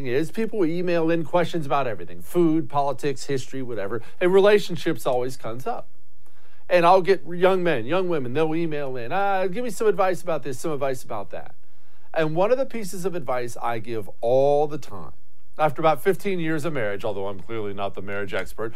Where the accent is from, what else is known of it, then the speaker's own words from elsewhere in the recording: Montana, United States; I grew up in Montana